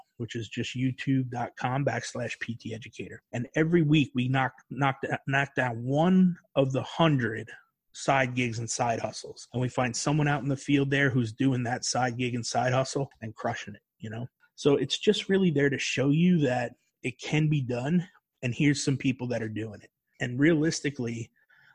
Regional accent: New York, United States; moved away as an adult; also born or lived in North Carolina; I was from New York and it was cold up there, man

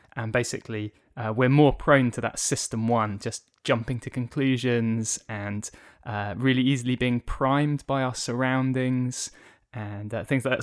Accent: Tunbridge Wells, South East England, United Kingdom; also born or lived in Ipswich, Suffolk; I was born in Ipswich in Suffolk, but since I was four years old, uh, I've lived in the town of Tunbridge Wells here

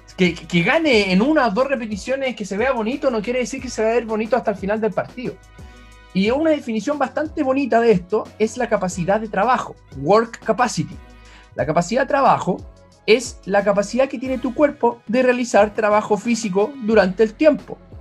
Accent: Chile; todos los chilenos

